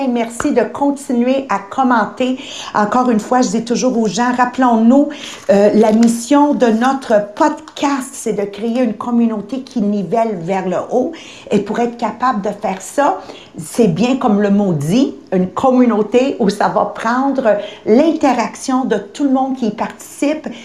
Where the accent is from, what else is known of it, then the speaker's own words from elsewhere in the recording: Quebec, Canada; on vient de différentes parties du Québec, c'est sûr et certain, mais on vient toutes de familles qu'on est issues de pauvreté.